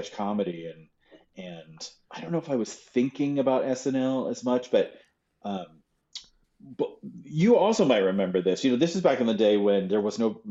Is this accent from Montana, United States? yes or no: yes; Montana, United States; moved away; also born or lived in Chicago; when you're growing up in Montana